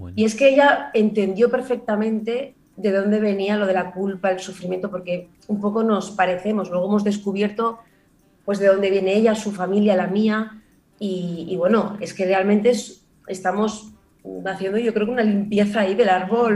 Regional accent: Barcelona, Catalonia, Spain; also born or lived in Granada; yo vivo en Barcelona desde que tenía 6 años, pero nací en Granada

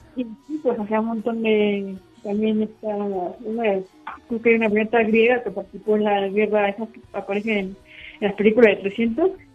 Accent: Puebla, Mexico; yo soy de Puebla

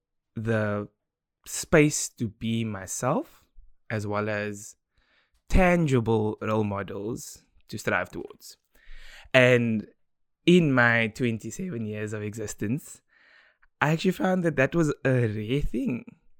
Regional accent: South Africa; So growing up in Democratic South Africa, I was given a platform to thrive due to the decisions that my parents made.

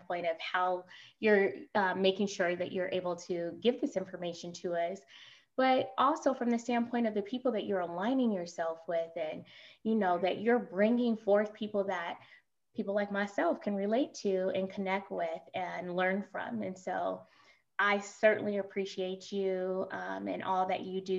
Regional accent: Oakland, California, United States; I'm from East Oakland

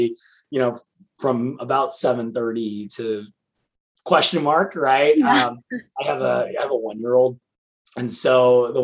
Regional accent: California, United States; as a Californian

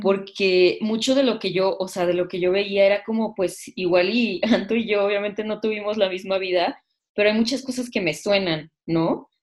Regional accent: Mexico; nosotros como mexicanos

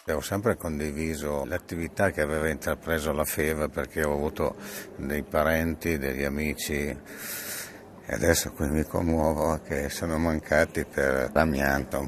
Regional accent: Casale Monferrato, Piedmont, Italy; sono nato a Casale, ho fatto 65 anni da poco e eh, da piccolo nel mio cortile c'avevo diverse persone

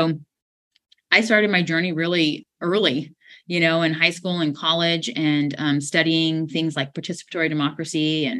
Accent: United States; I'm first generation American. I was the first one in my family born here. My dad immigrated to Brazil from China you know, their family fled the Cultural Revolution.

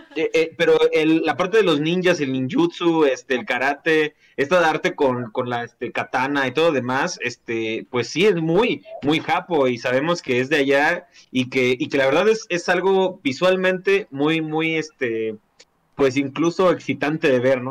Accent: Mexico; aquí en México

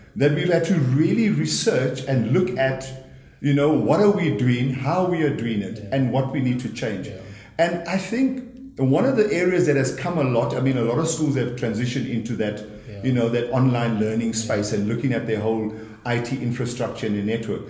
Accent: KwaZulu-Natal, South Africa; moved away; I come from KwaZulu Natal originally, grew up in a very large family of eight children

